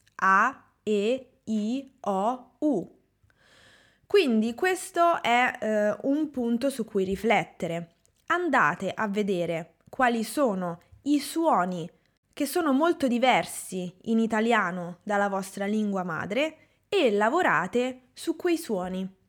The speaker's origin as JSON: {"language": "Italian", "country": "Italy", "said": "io sono italiana, ho imparato l'inglese"}